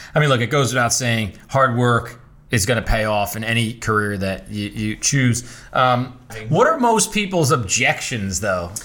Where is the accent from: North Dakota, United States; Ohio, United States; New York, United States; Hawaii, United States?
New York, United States; New York City; I was born and raised in Bensonhurst, Brooklyn